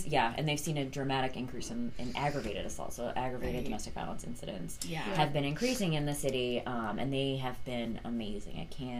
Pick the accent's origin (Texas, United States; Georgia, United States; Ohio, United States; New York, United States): New York, United States; Buffalo; moved away; also born or lived in Washington, D.C.; So I was born in Buffalo, New York.